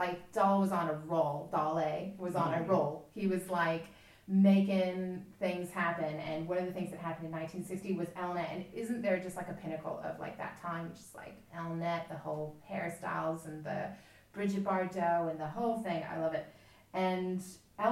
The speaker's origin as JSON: {"language": "English", "region": "Texas", "country": "United States", "said": "I come from Texas"}